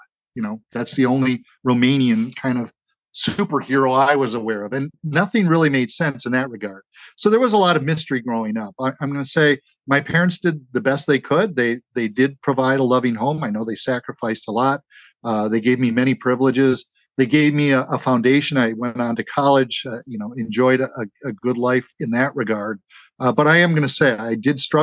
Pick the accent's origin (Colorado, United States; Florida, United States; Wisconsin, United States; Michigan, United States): Wisconsin, United States; Wauwatosa; I was raised in Wauwatosa, Wisconsin. It's a suburban Milwaukee community just to the west